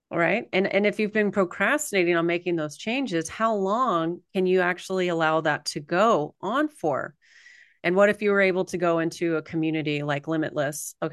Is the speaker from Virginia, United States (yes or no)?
no; California, United States; I was born in California